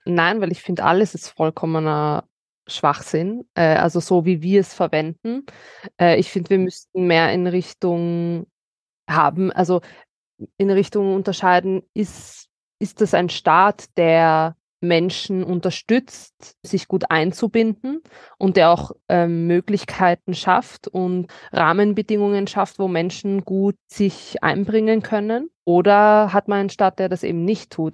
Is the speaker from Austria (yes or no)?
yes; Vienna, Austria; born or raised there